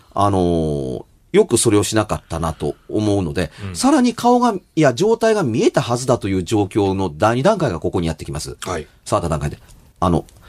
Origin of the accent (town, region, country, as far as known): Kansai, Japan